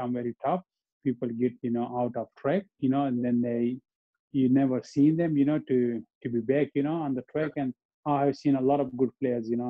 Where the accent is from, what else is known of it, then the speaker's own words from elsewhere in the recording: Abbottabad, Khyber Pakhtunkhwa, Pakistan; English is a second language; moved away as an adult; also born or lived in Melbourne, Australia; now in Australia; my hometown, you know, Abbottabad